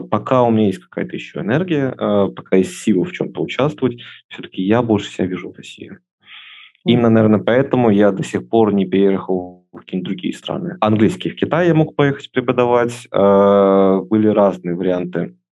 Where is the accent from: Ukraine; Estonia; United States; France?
Estonia; когда они уже все узнают, что я из Эстонии и что я люблю эту страну